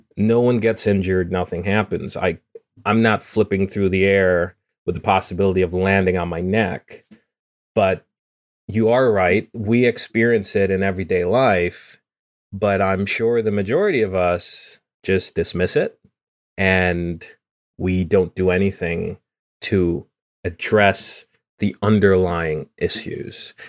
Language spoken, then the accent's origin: English; Guyana; moved away; the rainforest and me growing up in it. So In Guyana, growing up